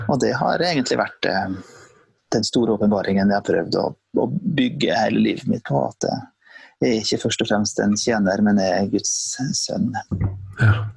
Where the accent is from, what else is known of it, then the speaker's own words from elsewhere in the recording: Sunndalsøra, Møre og Romsdal, Norway; moved away; kommer fra et lite sted eh, på, i Møre og Romsdal som heter for eh, Sunndalsøra. Så Det er jo det mm. fineste stedet. Eh, det er jo ikke by, da, så det når ikke Men eh, hadde det vært by, så ville det vært by nummer én. Men eh, det er jo så lite at det er ikke langt ifra by. Så der er jeg født og oppvokst